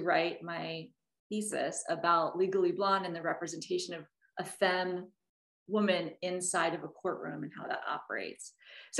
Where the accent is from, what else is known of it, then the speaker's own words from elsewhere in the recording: Oklahoma, United States; also born or lived in Washington, D.C. / Boston; now in New York, United States; I grew up in mostly in Oklahoma